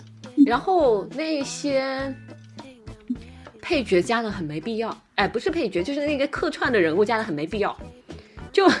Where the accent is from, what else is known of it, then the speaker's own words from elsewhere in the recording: China; 毕竟是日本的那种演戏方式，所以其实对我们中国人来讲的话，你会觉得他，他就是在人物里头，他在演戏。